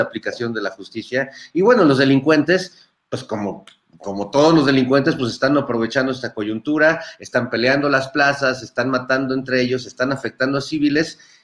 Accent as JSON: {"language": "Spanish", "country": "Mexico"}